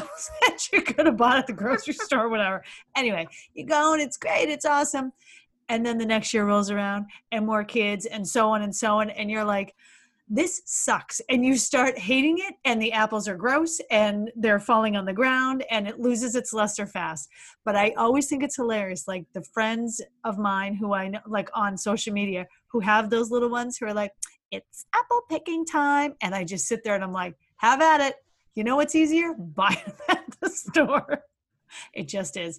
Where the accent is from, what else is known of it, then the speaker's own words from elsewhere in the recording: New England, United States; growing up in New England